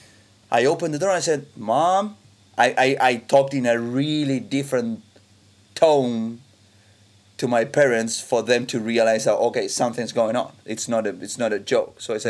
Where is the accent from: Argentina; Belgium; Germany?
Argentina; I was raised in 1986 in Argentina